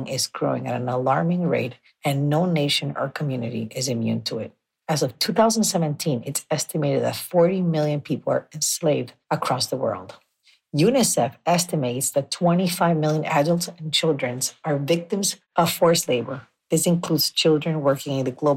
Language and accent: English; Nicaragua; I was born and raised in Nicaragua